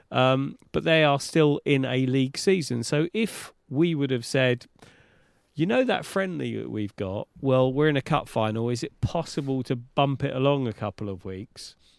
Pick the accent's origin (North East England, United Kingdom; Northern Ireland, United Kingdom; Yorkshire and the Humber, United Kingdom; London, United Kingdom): London, United Kingdom; as a Londoner